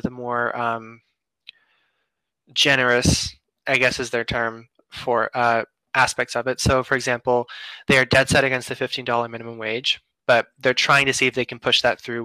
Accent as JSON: {"language": "English", "country": "United States", "said": "As an American citizen"}